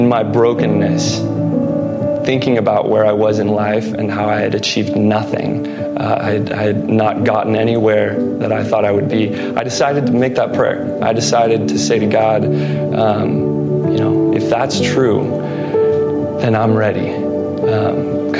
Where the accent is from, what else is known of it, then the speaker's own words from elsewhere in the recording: Pleasanton, California, United States; I was born and raised in Pleasanton most of my life